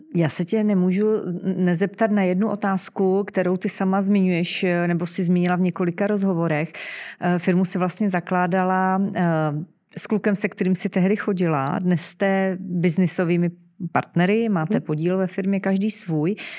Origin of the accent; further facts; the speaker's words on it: Czechia; Jsme my Češi